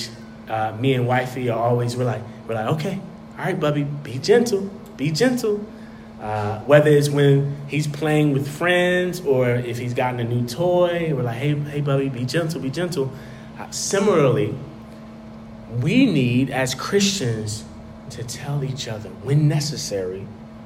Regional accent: North Carolina, United States; now in Washington, D.C., United States; So I'm from North Carolina, right?

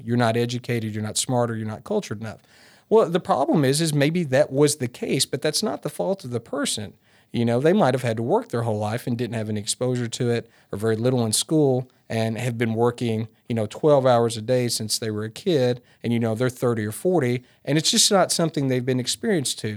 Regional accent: Martin, Tennessee, United States; also born or lived in Bogalusa, Louisiana; I'm a West Tennessee kid, so believe it or not, I grew up in Martin

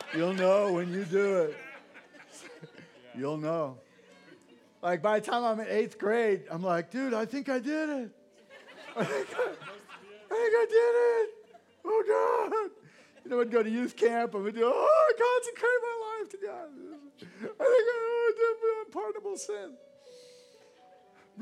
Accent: Santa Cruz, California, United States; I grew up in Santa Cruz, California, on the coast

